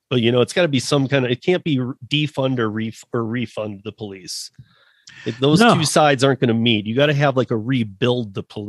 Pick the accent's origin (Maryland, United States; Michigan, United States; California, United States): Michigan, United States; And I'm originally from Michigan, so probably worse than Detroit right now.